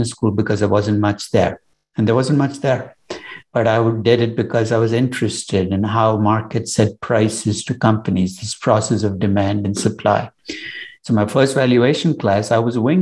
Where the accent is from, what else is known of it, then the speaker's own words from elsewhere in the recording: Chennai, Tamil Nadu, India; now in New York, United States; I was born in Chennai, which is in the south of India now. And I grew up in an India very different from the India you might visit today.